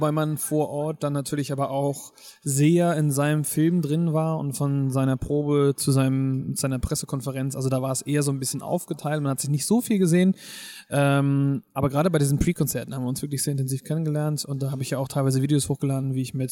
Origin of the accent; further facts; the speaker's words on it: Schleswig-Holstein, Germany; Kieler Woche ist einfach etwas, was ich als Kind schon immer geliebt habe. Ich komme hier aus der Gegend und ich glaube, wir waren gefühlt jedes Jahr auf der Kieler Woche